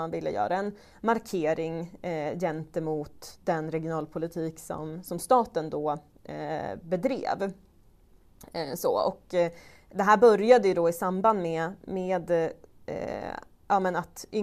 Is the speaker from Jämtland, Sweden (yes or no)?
yes; Jämtland, Sweden; Och när man träffar människor som är från andra håll i landet och säger då ja men jag kommer från Jämtland